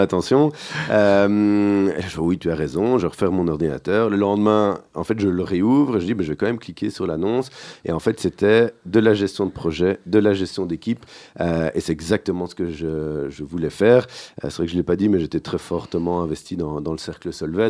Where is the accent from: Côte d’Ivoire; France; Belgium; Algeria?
Belgium; Genval, Walloon Region; also born or lived in Brussels / Braine-l'Alleud; Alors, on va dire de Bruxelles mhm. sur mes premières années, sur mes cinq premières années. Et puis mes parents ont déménagé du côté de Genneval, donc pas, très loin en dehors de, Bruxelles, une quinzaine de kilomètres.